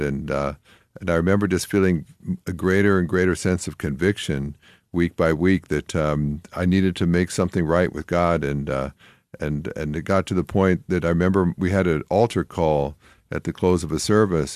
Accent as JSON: {"language": "English", "country": "Canada", "tie": "born or raised there", "said": "I grew up in Canada, and there were not a lot of Christians there"}